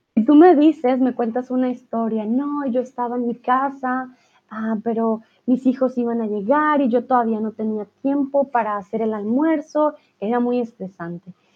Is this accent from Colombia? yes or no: yes; Colombia; first language Spanish; now in Germany; de mi país, de Colombia, conozco súper poquito